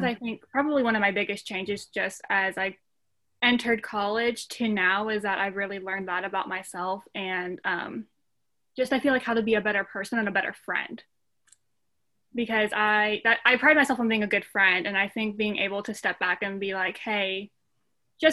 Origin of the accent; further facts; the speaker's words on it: Cookeville, Tennessee, United States; I'm from Cookeville, Tennessee, which is actually where I'm doing my school now.